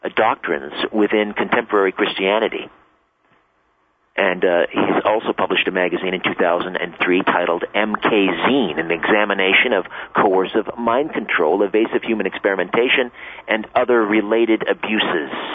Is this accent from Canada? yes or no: yes; Canada; I'm a Canadian boy